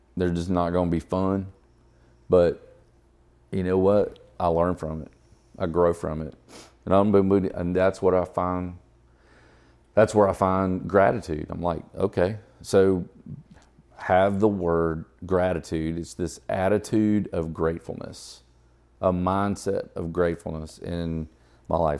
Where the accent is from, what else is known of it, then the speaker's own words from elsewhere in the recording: Atlanta, Georgia, United States; growing up in Atlanta area